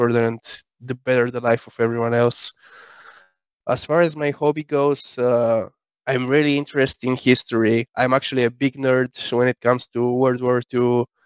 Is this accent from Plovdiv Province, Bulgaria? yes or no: no; Sofia, Sofia City, Bulgaria; I was born and raised in Sofia, Bulgaria.